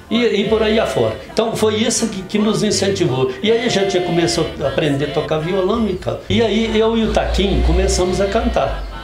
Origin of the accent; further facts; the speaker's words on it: Carmo do Paranaíba, Minas Gerais, Brazil; born there; eu nasci na Fazenda Gordura, que é uma numa serra que fica do outro lado do Campo do Meio.